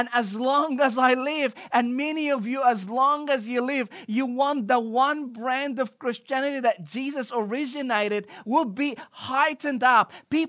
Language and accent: English; Cairo, Cairo Governorate, Egypt; English is a second language; I don't know about you, but growing up in Cairo, Egypt, we had a lot of imitation brand, particularly in the fashion industry.